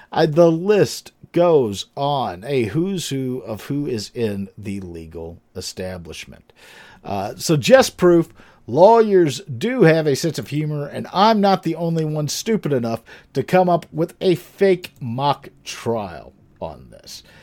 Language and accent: English; Pennsylvania, United States; my home state of Pennsylvania